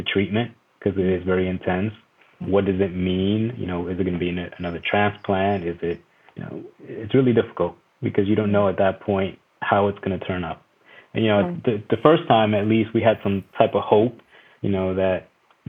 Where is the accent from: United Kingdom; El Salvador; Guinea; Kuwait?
El Salvador; moved away; I was born in El Salvador